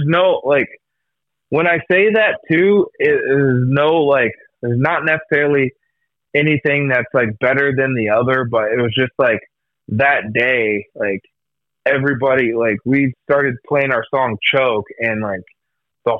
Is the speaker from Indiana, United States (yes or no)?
no; Iowa, United States; we're all from Iowa.